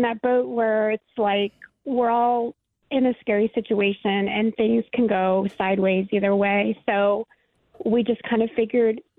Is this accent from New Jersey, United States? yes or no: no; Cincinnati, Ohio, United States; moved away as an adult; I love, love, love my hometown